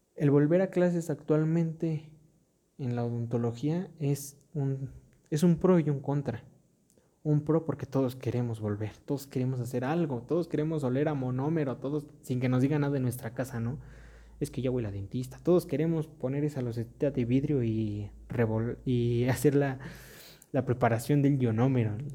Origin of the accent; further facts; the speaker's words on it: Mexico; en mi país, México